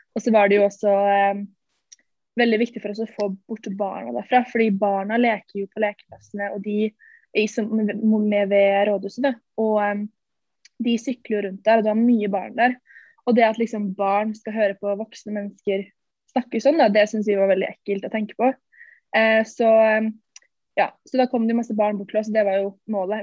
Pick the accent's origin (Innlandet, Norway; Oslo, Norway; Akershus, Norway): Akershus, Norway; Ski; der vi er fra, eller Ski, i Ski sentrum